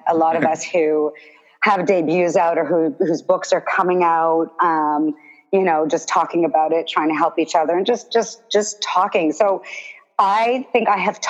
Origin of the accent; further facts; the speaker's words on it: Toronto, Ontario, Canada; born and raised in Toronto